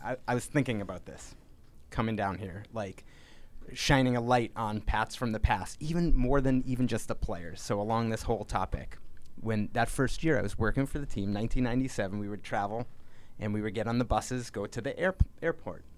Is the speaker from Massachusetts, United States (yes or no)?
yes; Framingham, Massachusetts, United States; my hometown newspaper in Framingham, Massachusetts